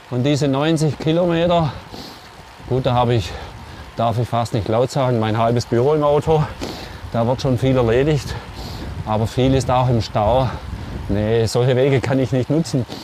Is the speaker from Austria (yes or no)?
no; Germany; Vielleicht sind wir Deutsche da ein bisschen hypervorsichtig.